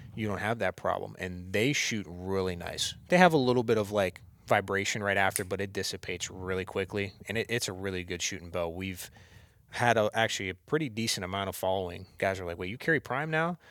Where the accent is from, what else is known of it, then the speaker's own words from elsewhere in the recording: Warren, Ohio, United States; now in Vienna, United States; originally, I grew up in Warren